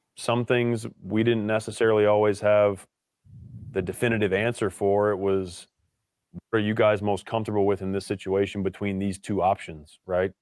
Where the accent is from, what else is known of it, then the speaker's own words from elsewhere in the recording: Richmond, Virginia, United States; moved away as an adult; also born or lived in Williamstown, Massachusetts; growing up in Richmond, Virginia, going to the same school my entire upbringing